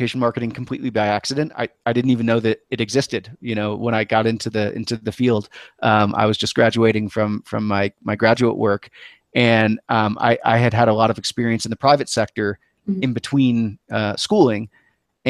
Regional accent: New England, United States; moved away; I grew up in New England

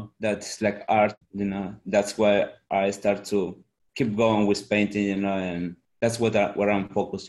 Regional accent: Guatemala; English is a second language; moved away as an adult; also born or lived in Eastern Shore, Maryland; now in Maryland, United States; I'm from Guatemala, and I've been from 2003, it's like 19 years, something like that.

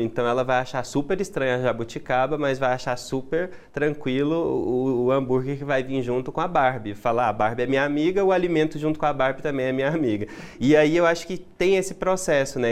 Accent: Goiás, Brazil; nós somos goianos

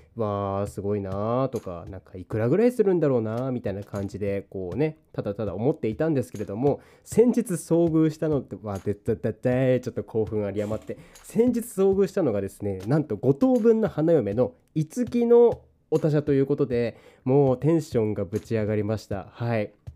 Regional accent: Niigata, Japan; now in Kanto, Japan; 関東から新潟に帰る

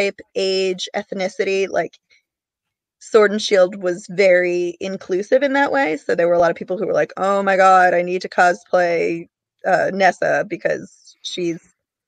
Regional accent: Massachusetts, United States; My home state has the Boston Convention and Expo Center

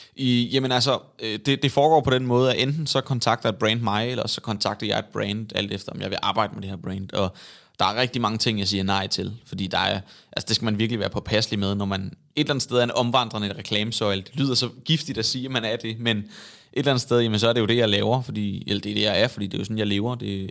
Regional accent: Svendborg, Southern Denmark, Denmark; now in Copenhagen, Denmark; det er Svendborg, hvor jeg kommer fra. Men det må være, fordi jeg er vokset op

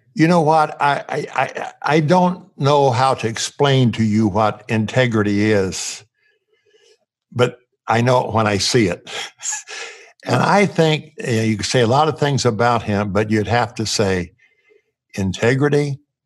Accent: Indiana, United States; growing up in a cornfield in Indiana

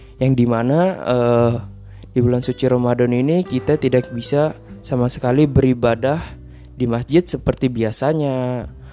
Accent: Berau Regency, East Kalimantan, Indonesia; moved away; saya pulang ke kampung halaman saya

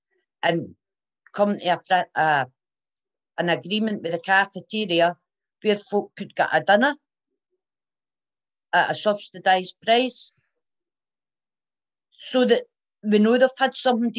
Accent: Fergusy Park, Northern Ireland, United Kingdom; It was good growing up in Fergusy. We didn't have much, but we were happy.

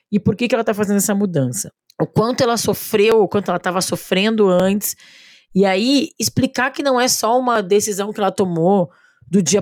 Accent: São Paulo, Brazil; now in Belo Horizonte, Brazil

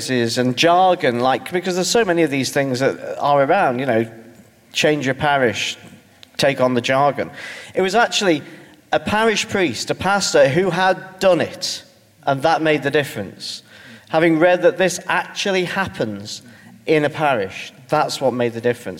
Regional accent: Stoke-on-Trent, West Midlands, United Kingdom; I come from Stoke-on-Trent, which is, for those of you who don't have a grasp of England beyond Watford, is between Birmingham and Manchester

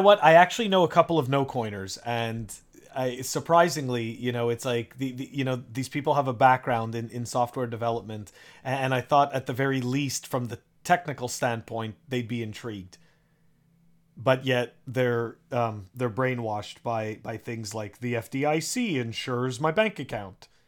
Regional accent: Canada; now in United States; I'm originally from Canada

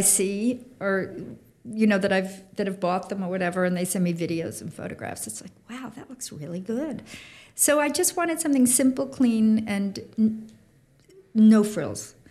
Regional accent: Long Island, New York, United States; I grew up on Long Island

